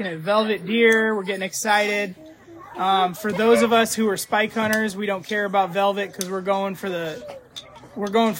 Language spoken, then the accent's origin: English; Iowa, United States; I'm from Iowa